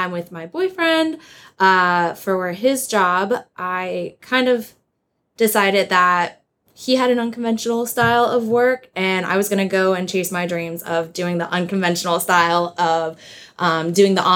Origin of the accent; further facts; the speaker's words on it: Wilkes-Barre/Scranton area, Northeast Pennsylvania, United States; moved away as an adult; also born or lived in Florida; now in Sarasota, United States; I'm originally from Northeast Pennsylvania, so Wilkes-Barre, Scranton area